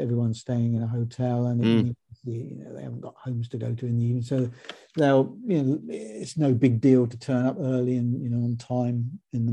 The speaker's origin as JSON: {"language": "English", "town": "Luton", "region": "East of England", "country": "United Kingdom", "tie": "born or raised there", "said": "it's my hometown"}